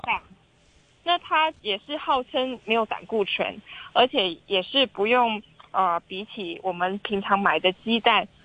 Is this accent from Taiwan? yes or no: no; Hong Kong; 我们香港人